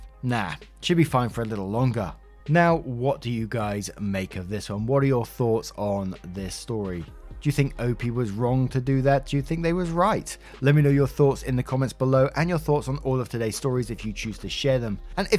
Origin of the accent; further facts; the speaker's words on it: Florida, United States; Me, born and raised in Florida, I honestly think I might die if I had to be outside in those temps.